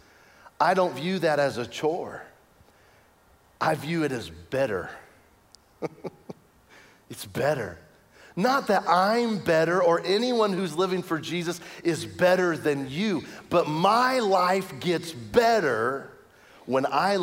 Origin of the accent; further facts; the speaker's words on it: Lincoln, Nebraska, United States; now in Kansas, United States; I was born in Lincoln, Nebraska.